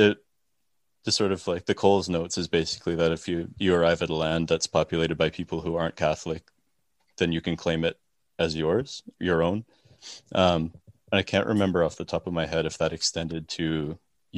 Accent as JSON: {"language": "English", "country": "Canada", "tie": "born or raised there", "said": "I grew up in Canada"}